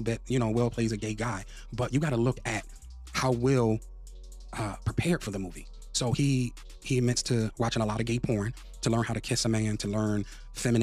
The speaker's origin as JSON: {"language": "English", "town": "Philadelphia", "region": "Pennsylvania", "country": "United States", "said": "I'm from Philly"}